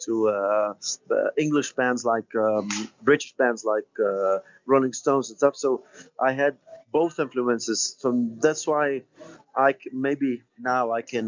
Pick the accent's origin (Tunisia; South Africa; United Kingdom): Tunisia; lyrical professors there in my hometown in Tunisia